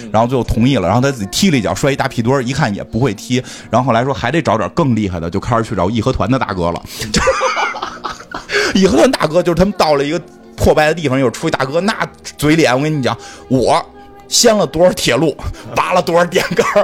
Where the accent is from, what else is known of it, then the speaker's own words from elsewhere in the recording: China; 让我们中国人意淫一下